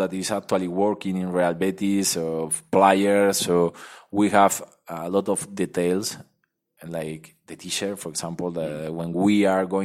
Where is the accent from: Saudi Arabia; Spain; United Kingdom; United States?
Spain; Madrid, Community of Madrid; English is a second language; moved away; also born or lived in Seville; I am from Madrid